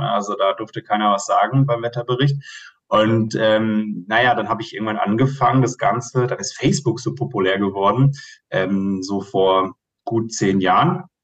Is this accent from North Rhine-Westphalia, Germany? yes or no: no; Hesse, Germany; now in Munich, Germany; ich bin sehr einfach aufgewachsen in Hessen